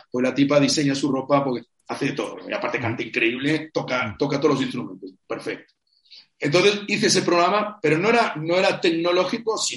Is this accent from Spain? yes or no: yes; Spain; moved away as an adult; Yo ya me fui, me fui de España en el año 2012.